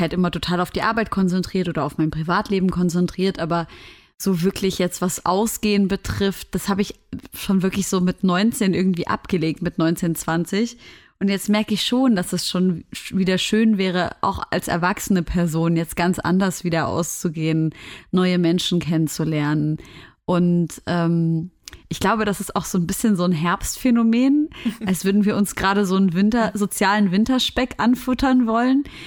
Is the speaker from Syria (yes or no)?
yes; Syria; moved away; Wir sind ja aus Syrien